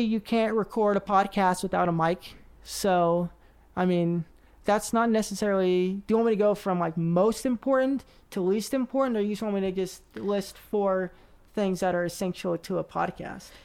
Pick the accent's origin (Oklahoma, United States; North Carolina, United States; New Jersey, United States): Oklahoma, United States; Oklahoma City; moved away as an adult; also born or lived in Nashville, Tennessee; I am uh, from the South, so I'm from Oklahoma City